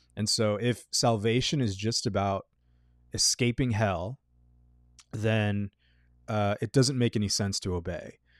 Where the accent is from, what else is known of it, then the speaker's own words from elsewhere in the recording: Texas, United States; in middle school, uh, growing up in Texas